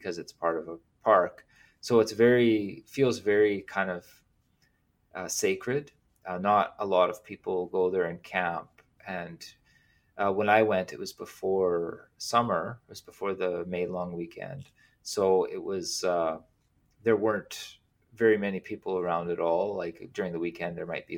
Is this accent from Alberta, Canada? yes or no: no; northern Saskatchewan, Canada; moved away as an adult; now in Vancouver Island, Canada; It's farmland where I grew up, and northern Saskatchewan's really rough winter